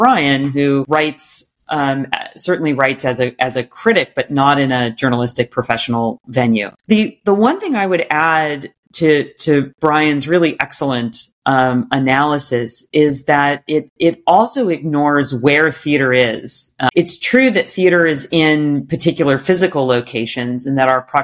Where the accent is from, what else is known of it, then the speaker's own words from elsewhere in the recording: Sacramento, California, United States; I grew up in Sacramento, California, my parents took me to Music Circus every summer